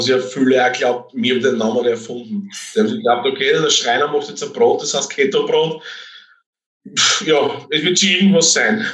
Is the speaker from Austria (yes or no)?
yes; Austria; Deutsch-Kaltenbrunn kenne ich schon, das ist 20 Kilometer von mir daheim entfernt